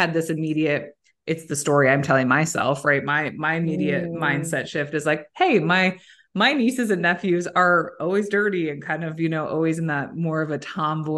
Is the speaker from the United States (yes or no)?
no; Toronto, Ontario, Canada; I'm from Toronto.